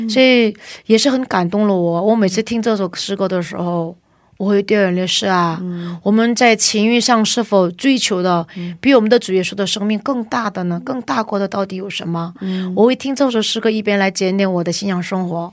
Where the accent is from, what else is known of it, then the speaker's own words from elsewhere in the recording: China; moved away as an adult; now in South Korea; 我又爱中国的弟兄姊妹们。嗯。而且我又在那里出生